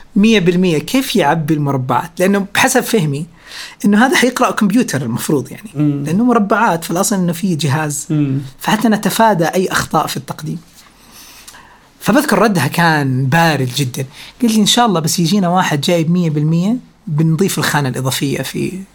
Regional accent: Riyadh, Riyadh Province, Saudi Arabia; انا ولدت في الرياض في 8 مارس 1990

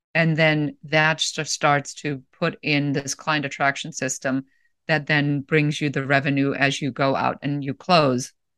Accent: Germany; moved away as an adult; also born or lived in Los Angeles, United States; now in United States; I'm originally from Germany

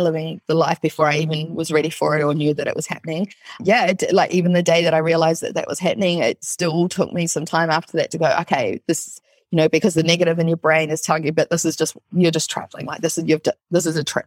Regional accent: New Zealand; I'm from New Zealand

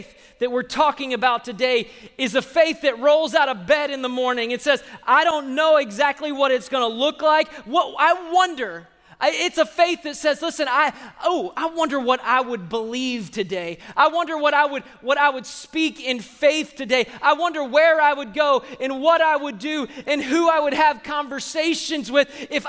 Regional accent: Austin, Texas, United States; people that I grew up with in Sunday school 30 years ago

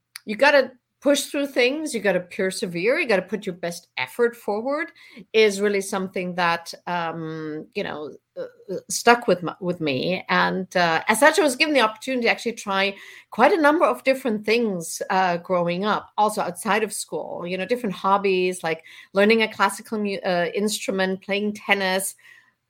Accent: southwest Germany, Germany; I grew up in Southwest Germany

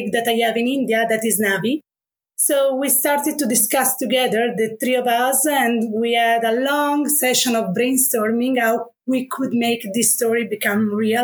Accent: Italy; accent: Italian; English is a second language; moved away as an adult; now in Netherlands; sorry for my accent. I'm Italian.

